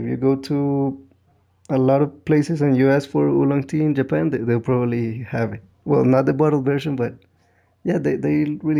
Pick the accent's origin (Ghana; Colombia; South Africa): Colombia; where are you from? When I said Colombia